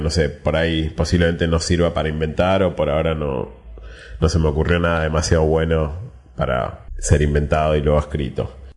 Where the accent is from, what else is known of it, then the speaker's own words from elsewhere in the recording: Buenos Aires, Argentina; Yo soy netamente porteño